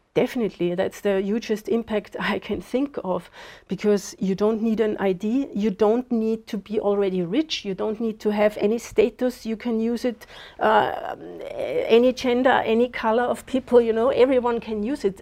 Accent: Austria; moved away as an adult; now in Zimbabwe; I was born in Austria

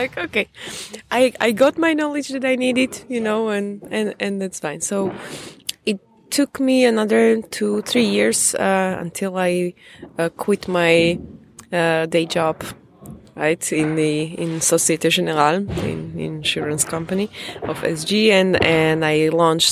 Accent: Slovakia; moved away as an adult; now in Prague, Czech Republic; I'm Slovak. I was born in Slovakia.

